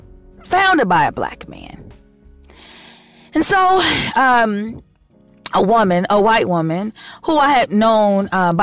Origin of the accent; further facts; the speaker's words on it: Chicago, Illinois, United States; moved away; I am originally from the best city in America, Chicago, Chi-Town, the Chi.